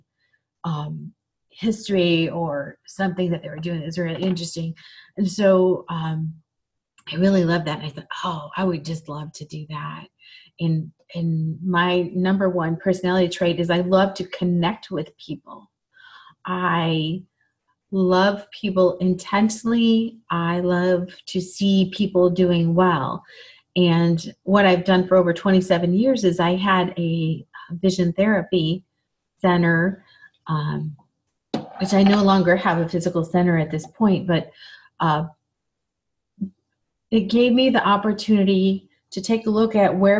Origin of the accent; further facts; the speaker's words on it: Michigan, United States; moved away; also born or lived in Chicago; I grew up in Michigan